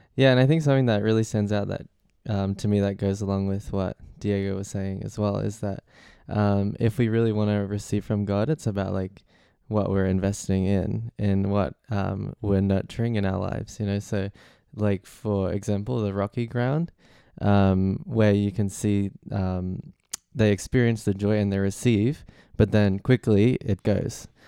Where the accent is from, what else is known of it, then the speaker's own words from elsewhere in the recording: Australia; now in London, United Kingdom; I'm twenty-one and I'm from Australia.